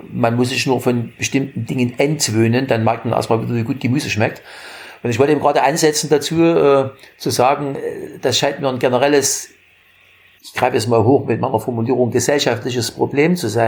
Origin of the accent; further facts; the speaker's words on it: Germany; In meiner Jugend in der DDR und in ja auch, ne?